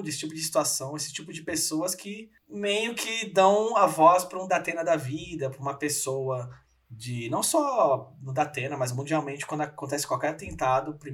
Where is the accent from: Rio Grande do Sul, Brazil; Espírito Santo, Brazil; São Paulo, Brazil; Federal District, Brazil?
São Paulo, Brazil; Então, Gui, sou aqui de São Paulo, pertinho de você aí